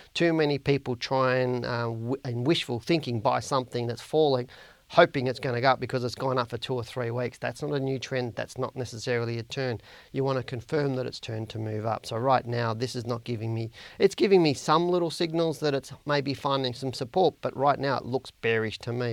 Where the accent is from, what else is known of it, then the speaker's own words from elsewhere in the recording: Australia; accent: Australian; my Australian accent